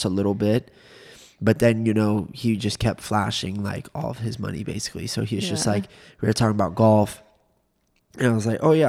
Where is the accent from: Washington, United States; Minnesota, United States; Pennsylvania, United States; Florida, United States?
Florida, United States; Orlando; We're from Orlando.